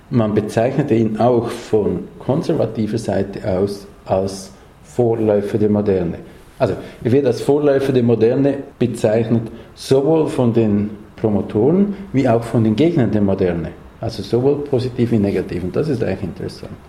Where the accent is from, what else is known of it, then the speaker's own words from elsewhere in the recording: Switzerland; Für uns für mich als Schweizer vielleicht noch überraschender als für andere, gibt es diese apokalyptischen Landschaften